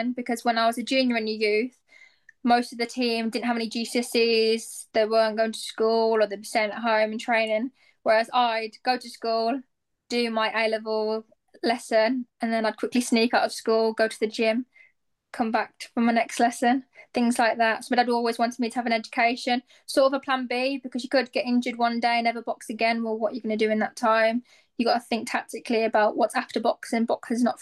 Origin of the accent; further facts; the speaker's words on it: near Aston, West Midlands, United Kingdom; near my hometown